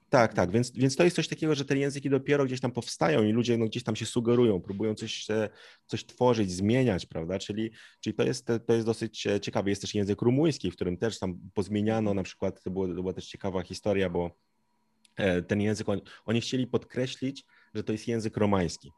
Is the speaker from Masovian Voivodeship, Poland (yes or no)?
yes; Zielonka, Masovian Voivodeship, Poland; tutaj jestem z Zielonki, dumny, prawda? Już prawie 100 lat moja rodzina tutaj e, mieszka